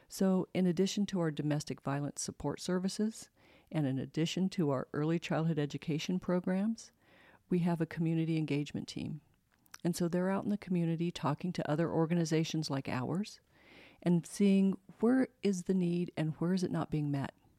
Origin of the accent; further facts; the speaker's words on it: Colorado, United States; moved away as an adult; also born or lived in San Antonio, Texas; now in Spokane, United States; I grew up in Colorado